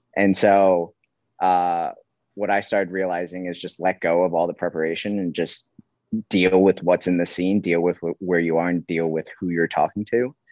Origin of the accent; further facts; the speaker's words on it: New York, United States; now in Hawaii, United States; I'm from New York